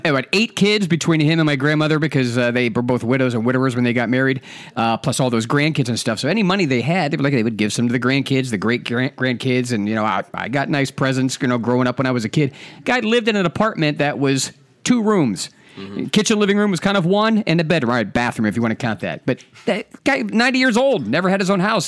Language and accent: English; Ohio, United States; I'm from Ohio, I'm mostly raised in Ohio